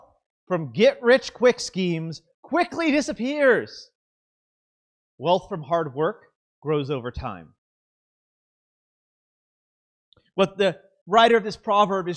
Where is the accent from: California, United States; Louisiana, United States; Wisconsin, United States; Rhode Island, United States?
California, United States; Southern; I'm from Southern California, and so we have a lot of Latino and culture families, mainly Mexican.